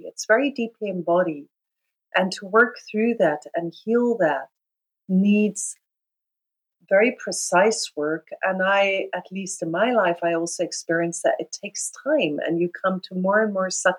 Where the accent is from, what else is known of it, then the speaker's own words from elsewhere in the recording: South Africa; I grew up in South Africa, so I grew up in a system called apartheid